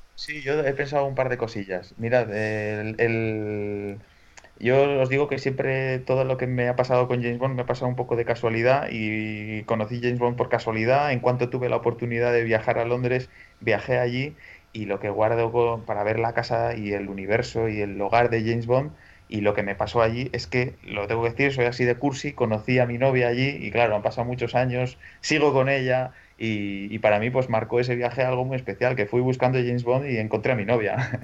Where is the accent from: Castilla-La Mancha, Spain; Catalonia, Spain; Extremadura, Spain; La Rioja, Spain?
La Rioja, Spain; moved away; cuando yo todavía vivía en mi pueblo de La Rioja